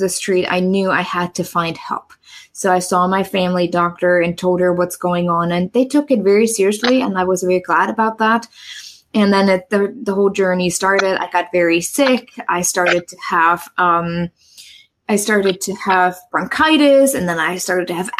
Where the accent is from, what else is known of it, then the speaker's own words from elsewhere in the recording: East Germany, Germany; English is a second language; moved away as an adult; also born or lived in New York / San Francisco; now in United States; I grew up in East Germany.